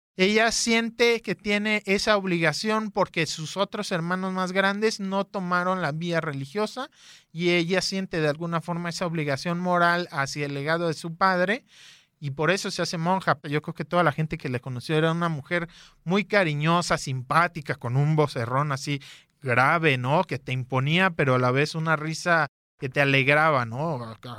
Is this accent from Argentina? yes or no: no; Guadalajara, Jalisco, Mexico; Nací aquí en Guadalajara en el 87